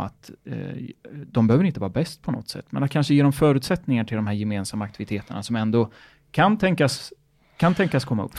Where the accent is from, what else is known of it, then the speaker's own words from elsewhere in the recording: Örebro, Örebro County, Sweden; moved away; när jag gick i skolan så var vi iväg. Då, jag kom ju från Örebro.